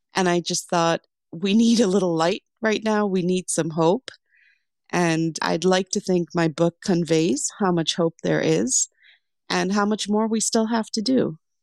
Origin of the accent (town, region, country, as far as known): Lesotho; born or raised there; also born or lived in Sri Lanka; now in United States